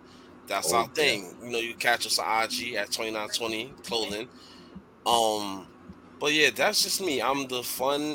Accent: New York City, New York, United States; I'm here from the Bronx

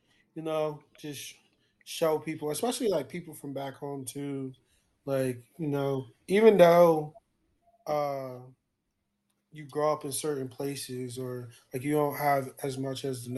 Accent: Somerset, New Jersey, United States; my hometown, because it's like, you know, like that's where I'm from.

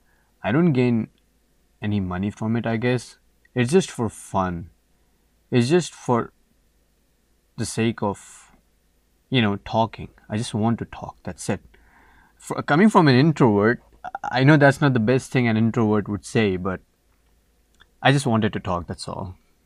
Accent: Saudi Arabia; also born or lived in India; now in Canada; I am an international student studying in Canada, Newfoundland, to be precise. And I am basically from India, but I was brought up in Saudi Arabia.

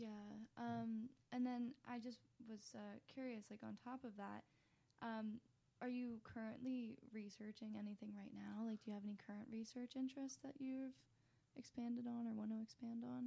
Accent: West Chester, Pennsylvania, United States; moved away as an adult; now in Philadelphia, United States; I'm only from Westchester, so I'm only 40 minutes away

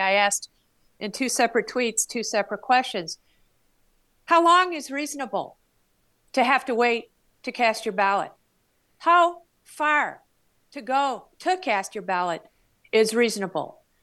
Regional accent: Flagstaff, Arizona, United States; my hometown radio station in Flagstaff

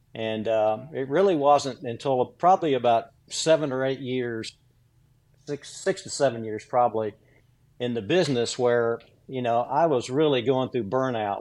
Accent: Williamson County, south of Franklin, Tennessee, United States; I grew up in uh, rural, rural Williamson County, uh, south of Franklin, Tennessee, on a farm

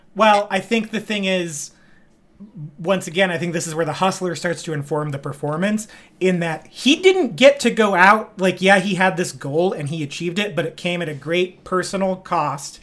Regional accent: Bakersfield, California, United States; I'm from Bakersfield, California

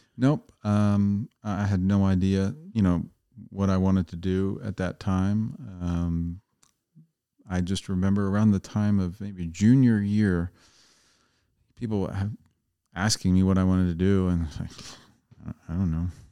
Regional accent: Coatesville, Pennsylvania, United States; moved away; also born or lived in Downingtown; I grew up outside of Philadelphia in Coatesville, P A, Downingtown

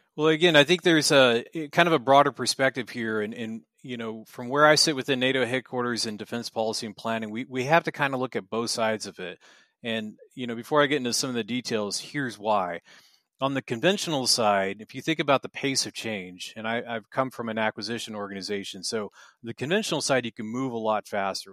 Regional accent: United States; moved away as an adult; now in Brussels, Belgium; I am an American

